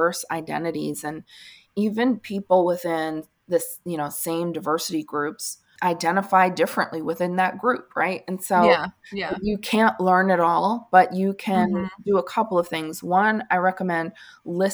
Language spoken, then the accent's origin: English; Northeast, United States; moved away; I'm from the Northeast originally. And so I grew up saying, "Hi, guys,"